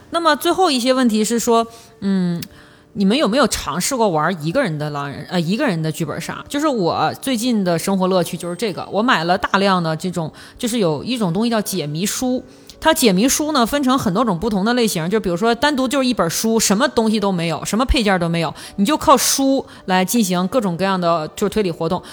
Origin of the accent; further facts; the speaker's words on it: northeastern China, China; accent: Northeastern; 用我们东北话讲